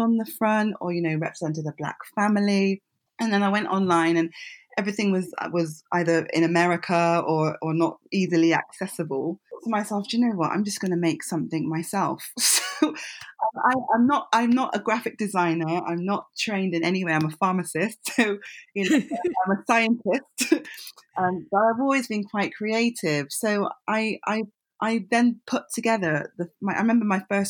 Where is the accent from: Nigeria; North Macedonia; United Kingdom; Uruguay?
Nigeria; I'm Nigerian myself, so I've grown up with fabric